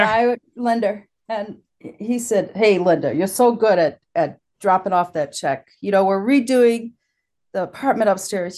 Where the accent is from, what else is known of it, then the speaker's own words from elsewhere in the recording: Illinois, United States; moved away as an adult; also born or lived in Wisconsin / New York; I grew up in Illinois, just close to the Wisconsin border.